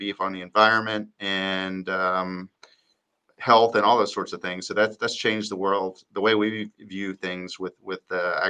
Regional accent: Dallas, Texas, United States; moved away; I'm from Dallas originally, but I've lived other places.

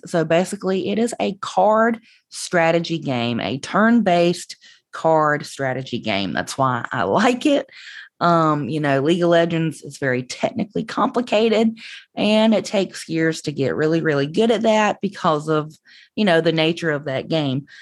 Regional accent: Southern United States, United States; accent: Southern; the Southern accent that I have

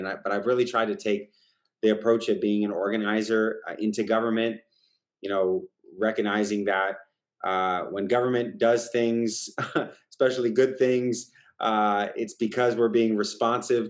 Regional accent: East Bay, Bay Area, California, United States; now in San Francisco, United States; I born and raised in the Bay Area, East Bay, like yourself, stuck around pretty much my whole career.

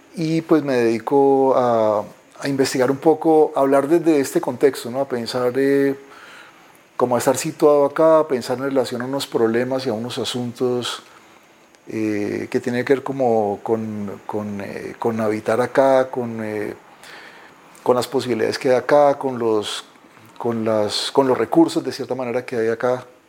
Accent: Pitalito, Huila, Colombia; moved away as an adult; also born or lived in Bogotá, Colombia; now in Cali, Colombia; Nací en Pitalito, Huila, un pueblo al sur de Colombia

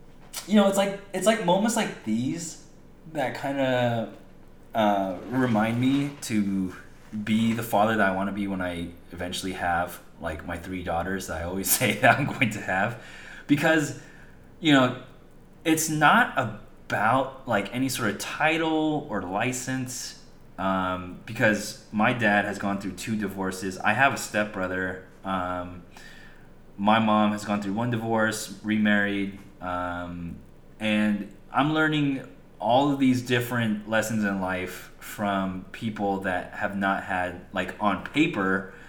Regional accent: California, United States; born or raised there

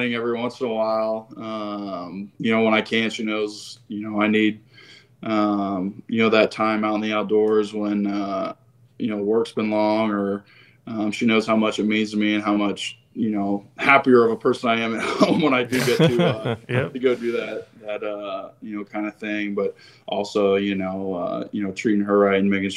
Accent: Ohio, United States; moved away as an adult; also born or lived in West Virginia; now in San Jose, United States; I'm from Ohio

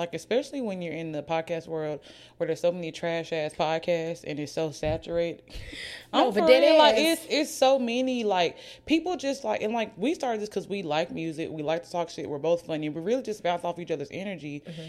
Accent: Oxford, United States; now in Birmingham, United States; neither one of us are from Birmingham. I'm from Oxford.

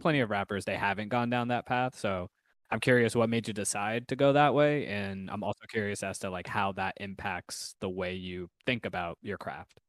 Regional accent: New York, United States; I'm I'm from New York

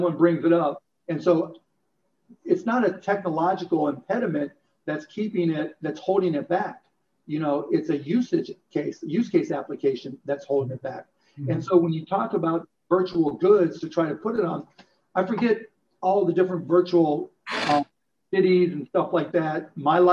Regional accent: Pittsburgh, Pennsylvania, United States; I grew up in Pittsburgh

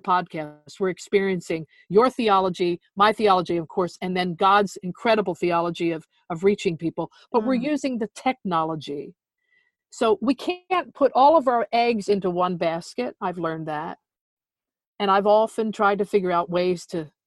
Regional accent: New Jersey, United States; moved away; of how I grew up in South Jersey, how I grew up as that precocious little tomboy

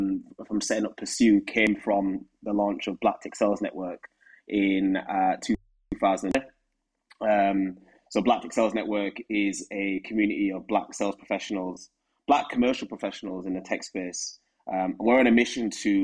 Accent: Huddersfield, Yorkshire and the Humber, United Kingdom; moved away as an adult; now in London, United Kingdom; as you can tell from my accent, I'm from Huddersfield. And moving to London in 2017

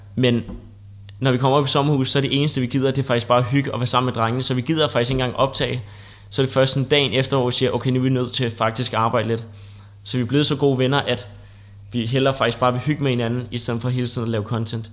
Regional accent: Copenhagen, Capital Region of Denmark, Denmark; Jeg kommer fra København

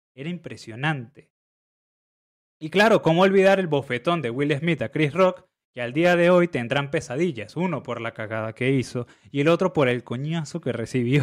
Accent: Venezuela; siendo venezolanos

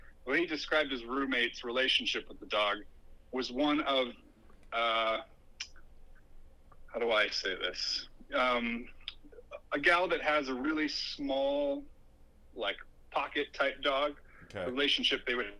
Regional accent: United States; I'd have to write a letter to the Tooth Fairy exclaiming that I am an American boy, I need American money.

